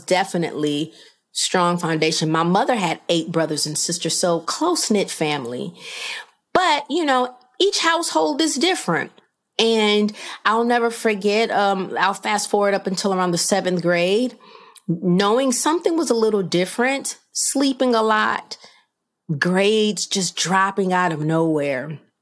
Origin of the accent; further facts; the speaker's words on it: Rockford, Illinois, United States; my hometown of Rockford, Illinois